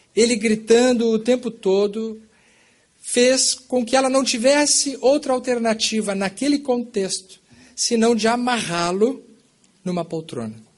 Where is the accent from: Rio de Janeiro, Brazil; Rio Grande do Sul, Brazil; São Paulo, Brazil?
Rio Grande do Sul, Brazil; Bagé; moved away as an adult; now in Pelotas, Brazil; Quando eu nasci, eu já nasci numa família espírita no Brasil, no sul do Brasil, na cidade de Bagé, no Rio Grande do Sul, fronteira com o Uruguai